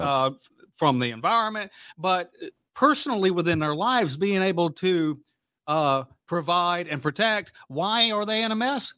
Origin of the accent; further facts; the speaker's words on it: Mississippi, Louisiana, United States; now in Omaha, United States; I grew up in Hurricane Country, you know, Louisiana, Mississippi.